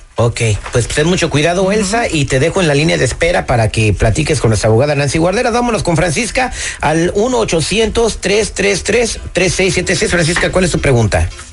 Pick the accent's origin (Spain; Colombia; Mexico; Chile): Mexico; now in United States; Somos de México